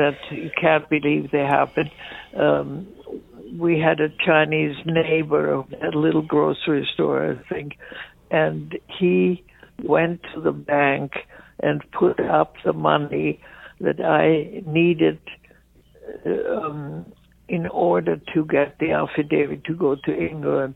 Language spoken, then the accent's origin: English; Vienna, Austria; moved away; I was born in Vienna, Austria